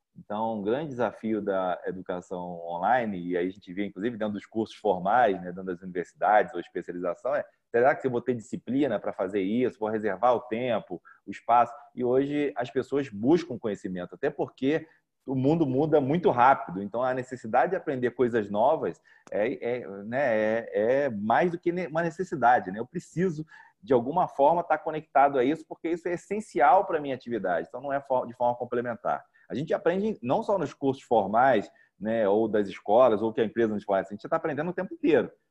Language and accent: Portuguese; Rio de Janeiro, Brazil; moved away as an adult; also born or lived in São Paulo; now in Goiânia, Brazil; eu sou carioca e me, fiz, é, estudei né, a universidade em São Paulo. Morei em São Paulo durante 15 anos e estou em Goiânia há dois anos e meio